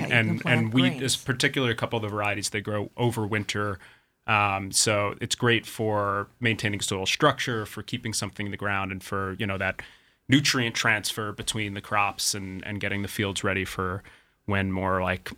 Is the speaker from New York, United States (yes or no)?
yes; Westchester, New York, United States; we grew up in Westchester